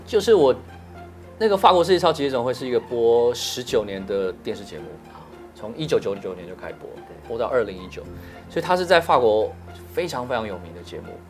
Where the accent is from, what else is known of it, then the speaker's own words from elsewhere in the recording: Taiwan; 我是台湾的